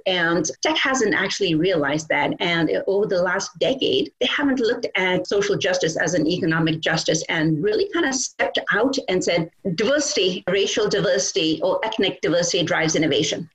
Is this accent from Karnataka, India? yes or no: no; Kolkata, West Bengal, India; now in United States; I grew up in Calcutta, India, and I went to a boarding school with all girls